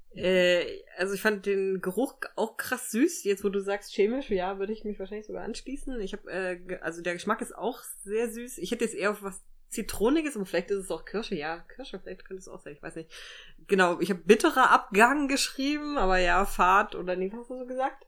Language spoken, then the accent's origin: German; Thuringia, Germany; ich bin ja in Thüringen groß geworden